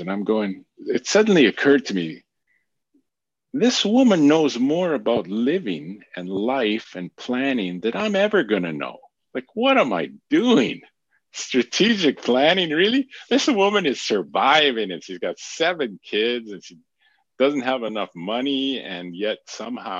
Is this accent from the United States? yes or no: no; Grande Prairie, Alberta, Canada; moved away; also born or lived in Regina; I grew up in Grand Prairie